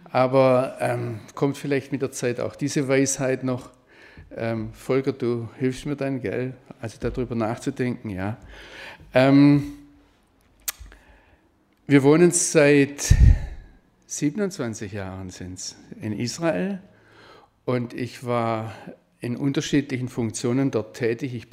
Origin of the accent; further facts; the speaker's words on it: Baden-Württemberg, Germany; also born or lived in Rhineland; im äh, Schwarzwald aufgewachsen.